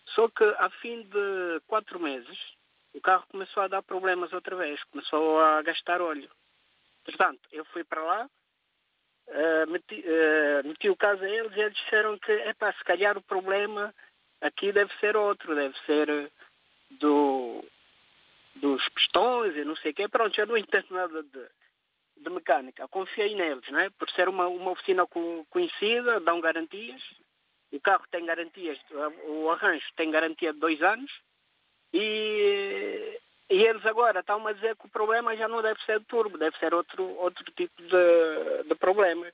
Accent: Angola; eu nasci em Angola. A minha nacionalidade é cabo-verdiana. Eu é optei pela nacionalidade dos meus pais

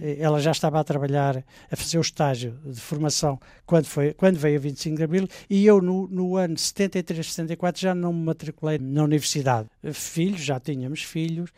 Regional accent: Portugal; moved away as an adult; also born or lived in Sweden; refugiados portugueses da guerra colonial, que é o que nós éramos

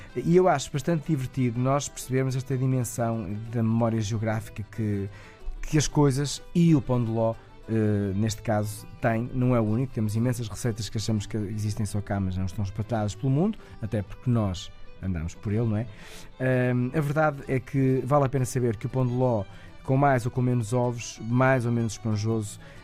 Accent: Ovar, Aveiro District, Portugal; Eu sou natural de Ovar

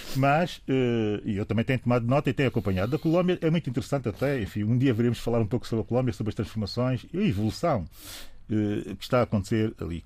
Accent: São Tomé & Príncipe; aquilo que eu sou enquanto São Tomense

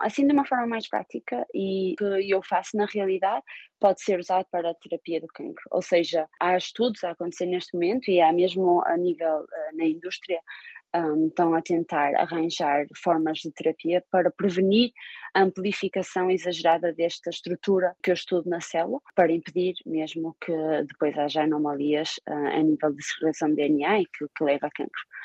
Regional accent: Portugal; moved away as an adult; also born or lived in Finland / Austria / Switzerland; now in Baltimore, United States; como portuguesa e como europeia

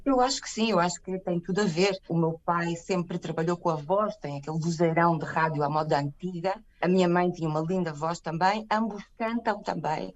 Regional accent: Portugal; moved away as an adult; also born or lived in Mozambique / Macau; now in Santiago, Chile; Cheguei a Portugal Portugal aos dois e fui até aos oito e depois fui com o meu pai para Macau. E aí vivi há alguns anos, pouco, durante, durante a infância. Regressei a Portugal mais ou menos com 12 anos

